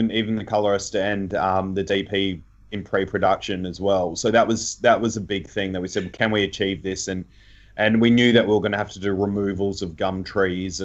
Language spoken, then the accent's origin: English; Geelong, Victoria, Australia; I'm from Geelong